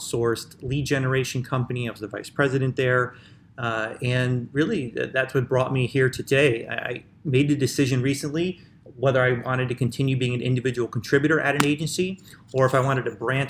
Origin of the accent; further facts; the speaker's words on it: Chicago, Illinois, United States; I'm from Chicago, which, you know, is the birthplace of house music